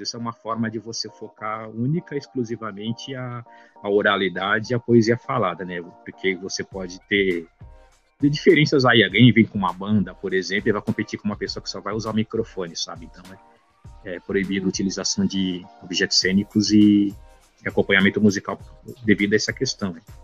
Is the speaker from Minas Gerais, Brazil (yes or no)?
no; São Paulo, Brazil; do bairro do Ipiranga, né, que é o bairro onde eu cresci